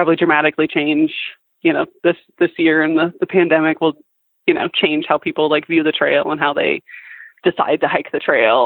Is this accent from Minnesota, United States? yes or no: yes; Minnesota, United States; My home, I grew up in Minnesota